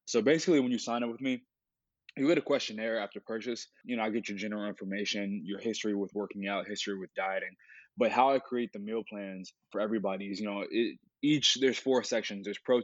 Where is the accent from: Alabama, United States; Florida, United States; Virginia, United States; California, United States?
Virginia, United States; Richmond; I was born and raised in Richmond, Virginia. My roots are also in Virginia.